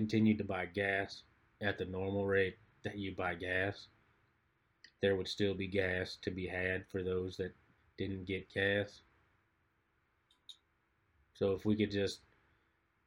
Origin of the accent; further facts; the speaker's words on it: Midwest, United States; moved away; we're from the Midwest